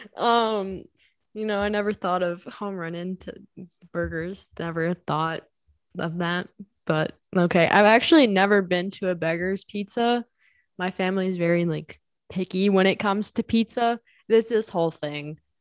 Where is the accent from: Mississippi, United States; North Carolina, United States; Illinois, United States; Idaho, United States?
Illinois, United States; Bolingbrook; also born or lived in Joliet / Naperville; I grew up in Bolingbrook, which is, like, literally five minutes away